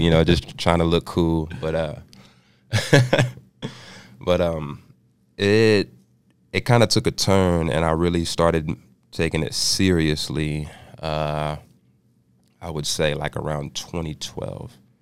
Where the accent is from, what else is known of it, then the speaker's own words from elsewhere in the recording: Austin, Texas, United States; moved away as an adult; also born or lived in Canyon, Texas / Dallas, Texas; Austin, Texas, capital city. Uh, grew up in Austin.